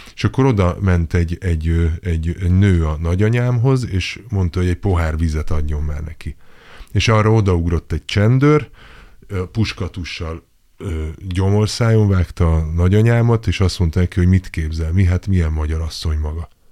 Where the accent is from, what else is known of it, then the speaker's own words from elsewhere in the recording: Budapest, Hungary; ahol én is felnőttem